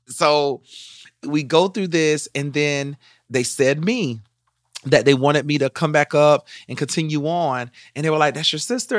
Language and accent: English; Sumter, South Carolina, United States; when I was growing up in Sumter